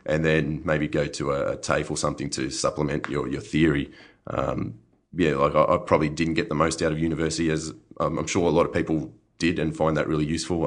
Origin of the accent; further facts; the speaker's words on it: Griffith, New South Wales, Australia; moved away as an adult; also born or lived in Hunter Valley, New South Wales; now in Yarra Valley, Australia; I was from Griffith